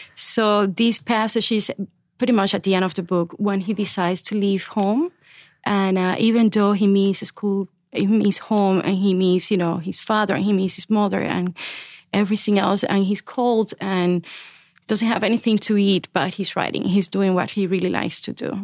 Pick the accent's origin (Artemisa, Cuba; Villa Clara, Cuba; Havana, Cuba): Artemisa, Cuba; moved away; my hometown story, my little town story in Artemisa